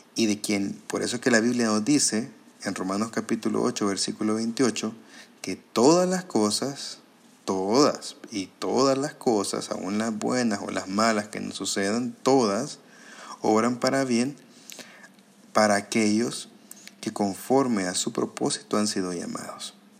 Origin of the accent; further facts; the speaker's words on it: El Salvador; como salvadoreños nos cuesta mucho